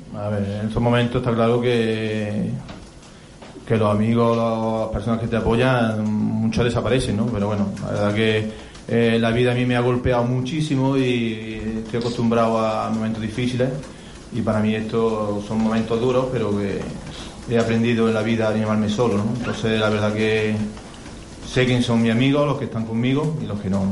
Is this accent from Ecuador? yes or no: no; Córdoba, Andalusia, Spain; el equipo de mi tierra